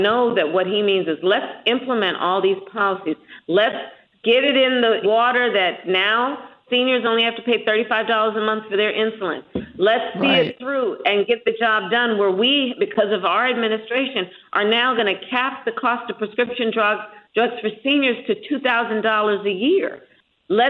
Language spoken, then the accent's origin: English; California, United States; my home state of California